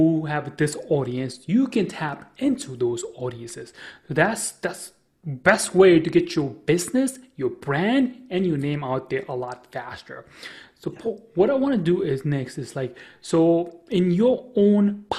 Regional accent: New York, United States; I'm from New York

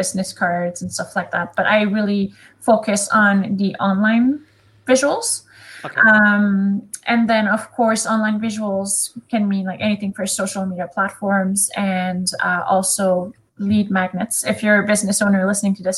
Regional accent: Canada; first language French; English is a second language; I am Canadian and my first language is French. So you will probably hear my little accent throughout this

